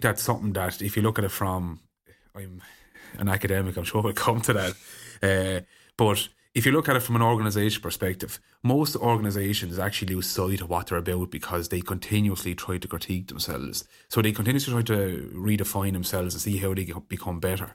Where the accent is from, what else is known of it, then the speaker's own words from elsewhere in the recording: Ireland; as Irish people, we're very conservative